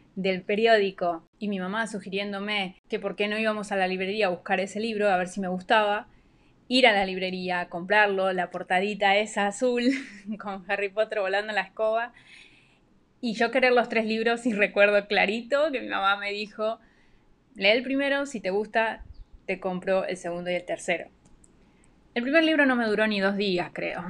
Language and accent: Spanish; Argentina; now in Panama; oriunda de Argentina, pero vivo en Panamá